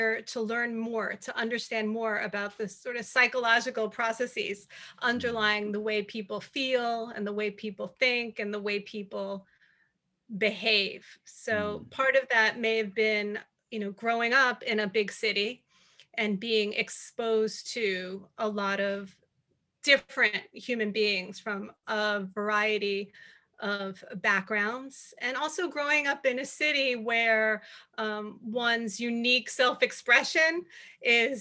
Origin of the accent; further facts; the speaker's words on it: New York City, New York, United States; moved away; also born or lived in Atlanta, Georgia; I am from New York City